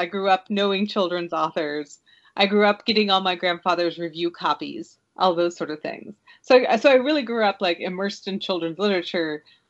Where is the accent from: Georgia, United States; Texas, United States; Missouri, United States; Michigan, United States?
Missouri, United States; Kansas City; It's about half an hour south of Kansas City. So whenever I describe where I'm from, I usually say I'm from Kansas City.